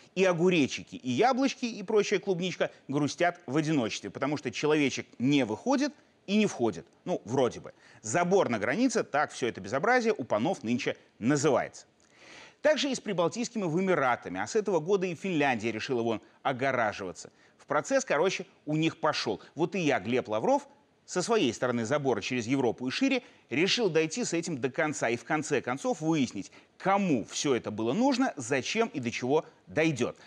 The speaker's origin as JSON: {"language": "Russian", "country": "Belarus", "said": "мы, белорусы, мирные люди"}